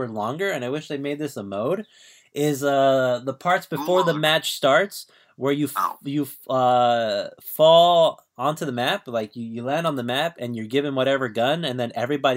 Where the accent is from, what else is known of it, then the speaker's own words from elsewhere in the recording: Orange County, California, United States; I'm from Orange County.